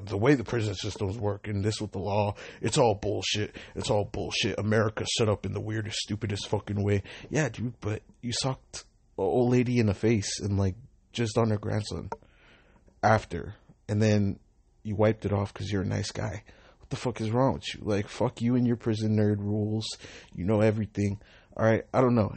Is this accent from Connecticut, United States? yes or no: no; Long Beach, California, United States; I'm an Uber driver. I'm from Long Beach.